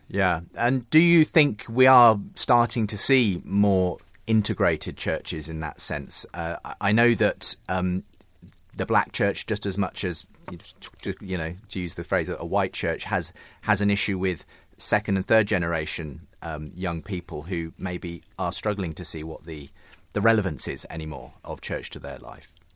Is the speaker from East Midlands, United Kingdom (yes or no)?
yes; Northampton area, East Midlands, United Kingdom; I'm also from that part of the world.